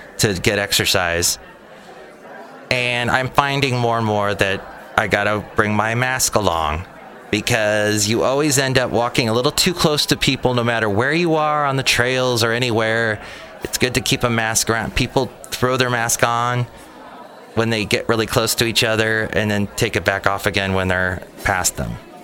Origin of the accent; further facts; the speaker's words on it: Ventura County, California, United States; I remember Lake Piru very well growing up in Ventura County